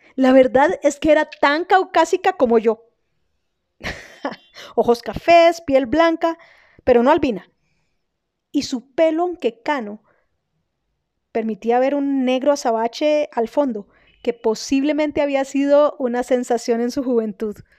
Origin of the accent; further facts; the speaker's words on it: Colombia; also born or lived in Germany; una colombiana en Alemania